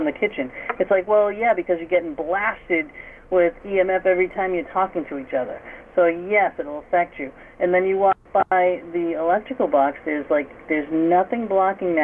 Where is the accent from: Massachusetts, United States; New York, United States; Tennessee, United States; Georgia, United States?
Massachusetts, United States; accent: Massachusetts